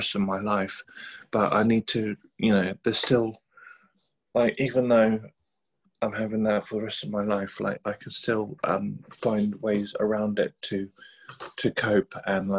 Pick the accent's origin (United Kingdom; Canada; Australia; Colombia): United Kingdom; England; also born or lived in Sweden; I was born in Sweden to a Thai Chinese mother and a Swedish father, and then moved to England in 1987